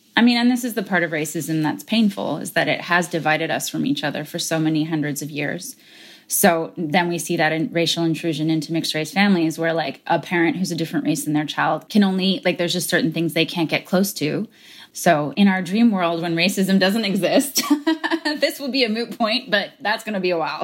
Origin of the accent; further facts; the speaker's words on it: United States; I'm American, because I had an immigrant parent